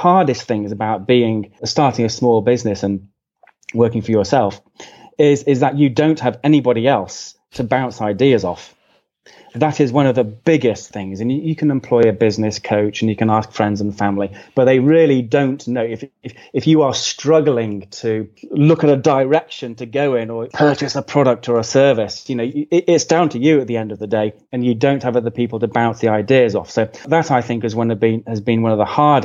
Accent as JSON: {"language": "English", "country": "United Kingdom", "accent": "British", "lives_now": "East Midlands, United Kingdom", "said": "I'm British"}